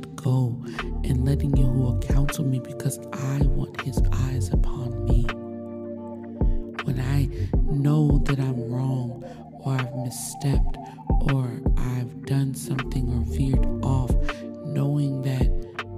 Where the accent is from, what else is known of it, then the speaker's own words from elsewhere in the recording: United States; growing up in America